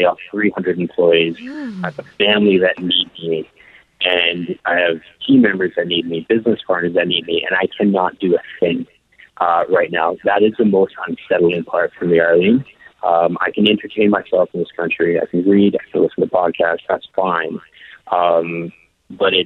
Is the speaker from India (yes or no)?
no; Canada; we are Canadian citizens abroad right now